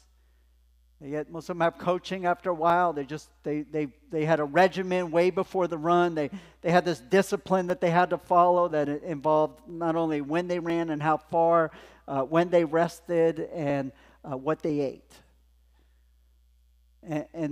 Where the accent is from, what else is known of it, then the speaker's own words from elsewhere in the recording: Los Angeles, California, United States; I grew up in Los Angeles outside